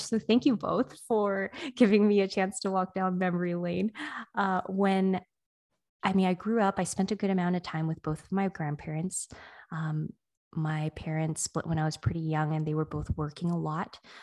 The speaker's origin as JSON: {"language": "English", "country": "United States", "tie": "born or raised there", "said": "someone who was born here"}